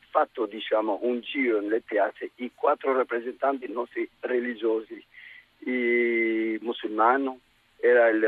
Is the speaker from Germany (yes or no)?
no; Albania; now in Ferrara, Italy; io sono albanese